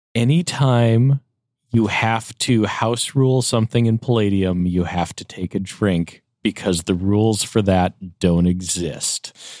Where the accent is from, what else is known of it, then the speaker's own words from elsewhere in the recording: Upper Midwest, United States; I'm from the Upper Midwest